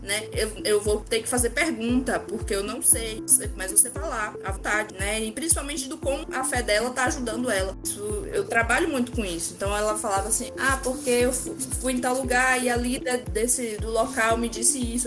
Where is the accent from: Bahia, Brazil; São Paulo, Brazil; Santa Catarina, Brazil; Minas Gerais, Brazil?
Bahia, Brazil; Santana; Sou de Santana, Bahia.